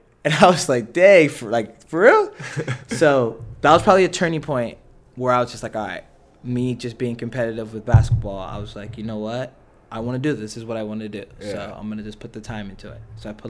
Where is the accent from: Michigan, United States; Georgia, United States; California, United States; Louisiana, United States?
California, United States; Los Angeles; So growing up in Los Angeles, obviously, it's just like a Hispanic background type of thing.